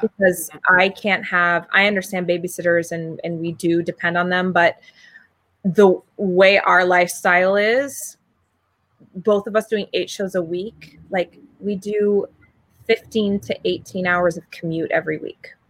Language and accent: English; Maine, United States; I'm from Maine.